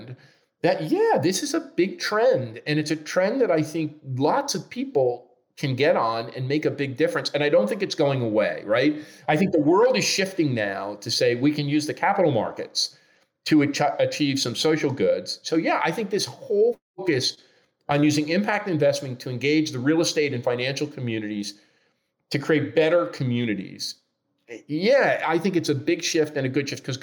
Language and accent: English; Newark, New Jersey, United States; now in Toronto, Canada; my hometown of Newark, New Jersey